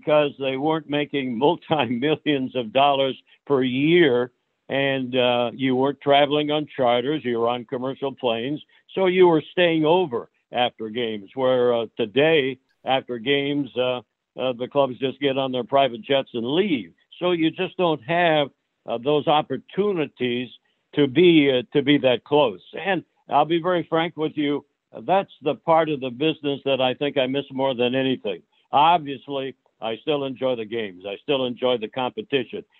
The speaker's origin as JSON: {"language": "English", "region": "Iowa", "country": "United States", "tie": "born or raised there", "also_born_or_lived": "Chicago", "moved": "yes", "lives_now": "Phoenix, United States", "said": "I grew up in Iowa"}